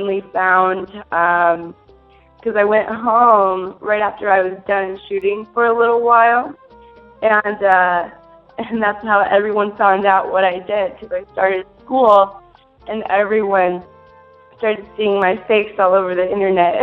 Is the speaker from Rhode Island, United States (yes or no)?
no; Minnesota, United States; now in California, United States; I'm originally from Minnesota. I was born and raised